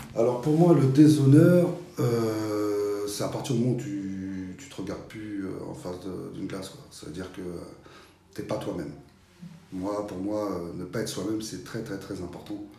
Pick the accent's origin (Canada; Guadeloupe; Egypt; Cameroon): Guadeloupe; Petit-Bourg; also born or lived in France (mainland); now in France; je suis guadeloupéen. Hein. Ma mère est guadeloupéenne, je viens de Petit-Bourg. Et qu'on est venu en France